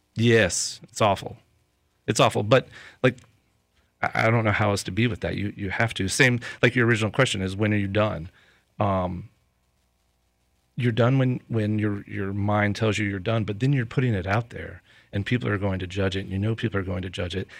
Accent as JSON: {"language": "English", "town": "Lakeland", "region": "Florida", "country": "United States", "said": "I'm from Lakeland, and the majority of people that I know and the reach that I have is in Lakeland."}